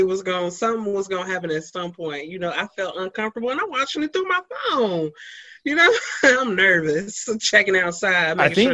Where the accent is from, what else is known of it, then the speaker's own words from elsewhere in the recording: Cincinnati, Ohio, United States; I'm from Cincinnati, so Cincinnati really clings on to rappers.